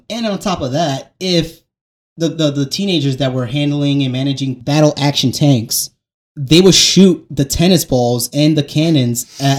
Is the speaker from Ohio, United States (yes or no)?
no; New York, United States; I am a New Yorker